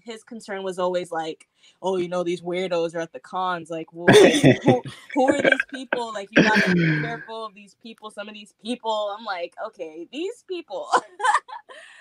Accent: New York City, New York, United States; also born or lived in Trinidad and Tobago; I was born in Brooklyn, but I go back every summer

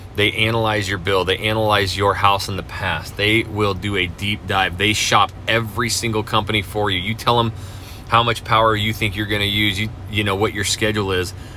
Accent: North Idaho, United States; now in Houston, United States; I, I, grew up in North Idaho, just south of the Canadian border, my whole life

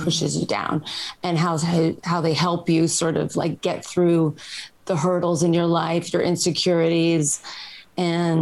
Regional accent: New York City, New York, United States; now in Los Angeles, United States; I'm from New York and I grew up with a lot of different

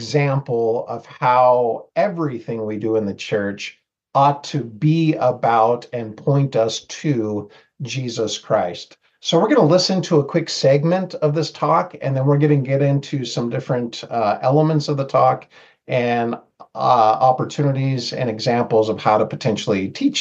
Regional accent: Seattle, Washington, United States; moved away as an adult; also born or lived in Mexico; now in Rexburg, United States; I was born and raised in the Seattle, Washington area

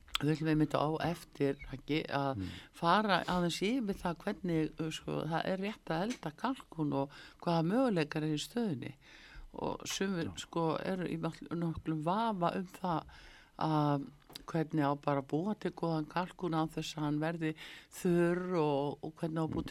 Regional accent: Iceland; við Íslendingar

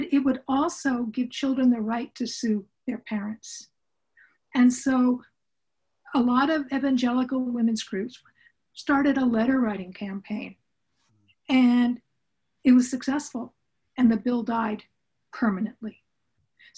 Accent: Southern California, United States; I grew up in Southern California with parents who were college professors

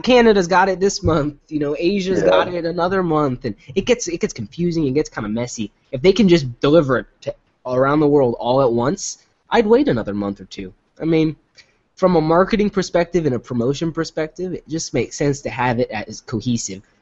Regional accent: United States; I'm American.

